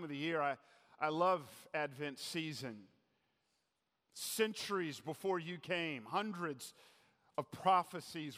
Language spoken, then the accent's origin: English; Atlanta, Georgia, United States; moved away; I grew up in Atlanta